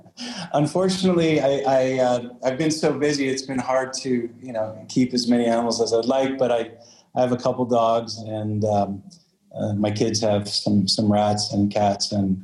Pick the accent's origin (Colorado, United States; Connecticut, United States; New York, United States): New York, United States; New York City; moved away as an adult; also born or lived in Africa; now in Uruguay; So my background, I was born in New York. My early career, I spent working in real estate development in New York City.